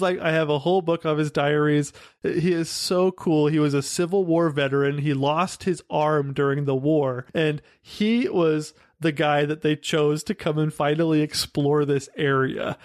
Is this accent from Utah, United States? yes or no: yes; Utah, United States; growing up in Utah, the Southwest